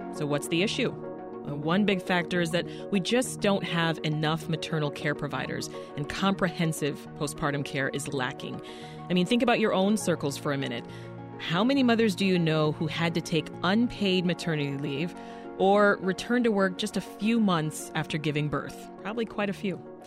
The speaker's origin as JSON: {"language": "English", "country": "Canada", "tie": "born or raised there", "moved": "as an adult", "lives_now": "United States"}